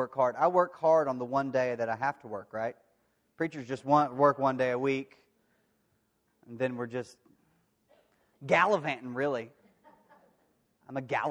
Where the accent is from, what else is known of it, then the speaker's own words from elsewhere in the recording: De Queen, Arkansas, United States; moved away; my hometown, Daquin, Arkansas